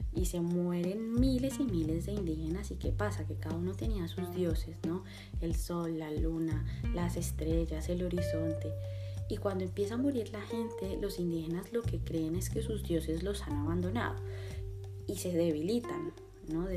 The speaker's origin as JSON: {"language": "Spanish", "country": "Colombia", "said": "tenemos como colombianos"}